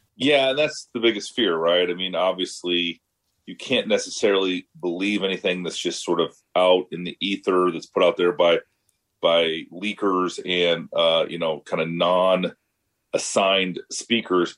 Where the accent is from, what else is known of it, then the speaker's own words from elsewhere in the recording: Iowa, United States; my home state Senator, Senator Grassley